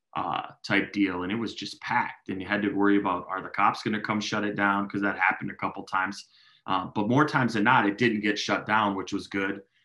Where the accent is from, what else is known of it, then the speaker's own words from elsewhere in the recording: Minneapolis, Minnesota, United States; I grew up in South Minneapolis. That's my heart.